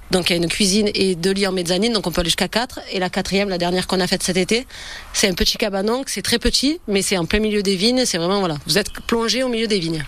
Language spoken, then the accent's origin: French; near Lauris, Vaucluse, Provence-Alpes-Côte d'Azur, France; On est d'ici, on est tous les deux de la région. Moi du village à côté de Loris